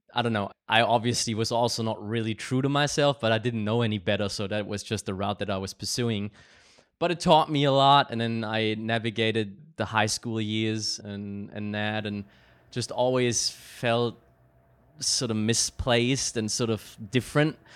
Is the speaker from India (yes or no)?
no; Germany; growing up in Germany